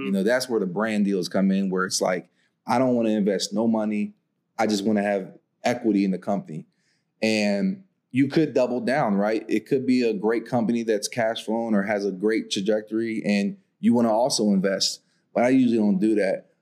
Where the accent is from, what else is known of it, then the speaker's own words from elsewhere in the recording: Coatesville, Pennsylvania, United States; moved away as an adult; also born or lived in Nashville, Tennessee; I'm from Coatesville, Pennsylvania, and the whole city's an opportunity zone